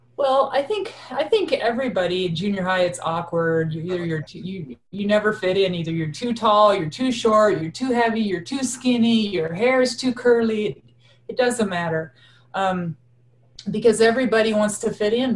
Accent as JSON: {"language": "English", "town": "Laramie", "region": "Wyoming", "country": "United States", "tie": "born or raised there", "also_born_or_lived": "Torrington, Wyoming", "said": "we moved to Laramie"}